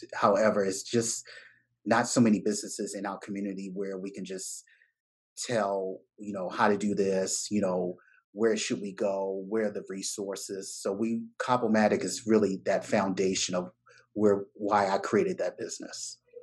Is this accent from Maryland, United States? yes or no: yes; Baltimore, Maryland, United States; I'm from Bmore